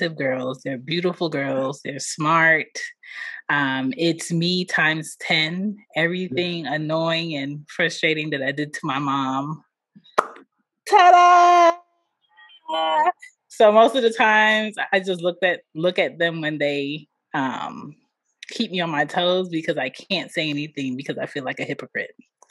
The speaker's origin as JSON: {"language": "English", "town": "Philadelphia", "region": "Pennsylvania", "country": "United States", "said": "I am from Philly. Both of my parents are Jamaican"}